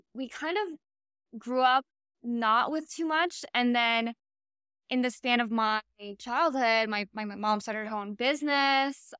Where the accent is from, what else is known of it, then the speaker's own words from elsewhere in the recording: Miami, Florida, United States; I was born and raised in Miami